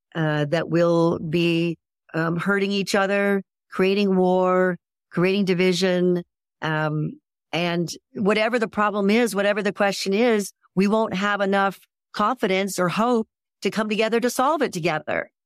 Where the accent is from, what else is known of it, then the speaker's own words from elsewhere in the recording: Ohio, United States; I was raised in Ohio